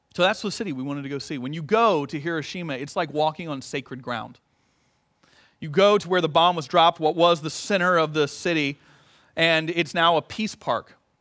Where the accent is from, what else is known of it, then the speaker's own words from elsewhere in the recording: United States; I'm an American